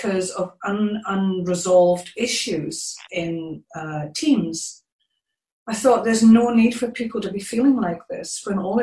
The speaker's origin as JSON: {"language": "English", "region": "Scotland", "country": "United Kingdom", "moved": "as an adult", "lives_now": "New Zealand", "said": "I'm originally from Scotland, but I've been living in New Zealand for just over 14 years."}